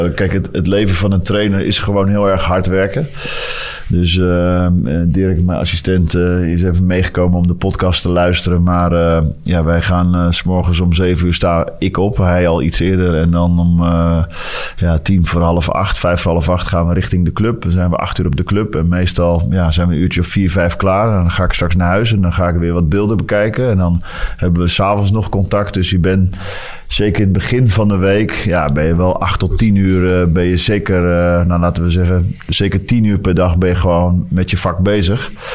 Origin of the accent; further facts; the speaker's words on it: Netherlands; now in Antwerp, Belgium; als Nederlander